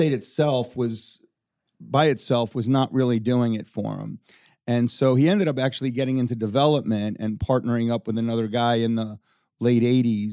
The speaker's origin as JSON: {"language": "English", "town": "Davie", "region": "Florida", "country": "United States", "tie": "born or raised there", "also_born_or_lived": "North Miami Beach, Florida", "said": "moving to Davie was very country"}